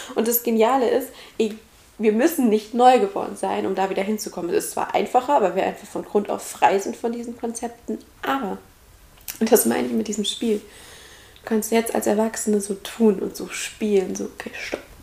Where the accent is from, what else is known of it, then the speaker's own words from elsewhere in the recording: Central Hesse, Germany; now in Heidelberg area, Germany; ich komme aus Mittelhessen